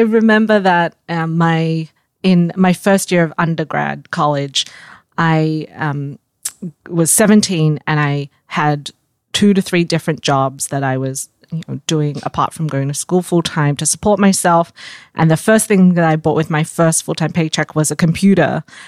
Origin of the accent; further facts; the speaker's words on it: Australia; moved away as an adult; also born or lived in Singapore; now in United States; I was born in Singapore. I grew up in Australia and moved to the U S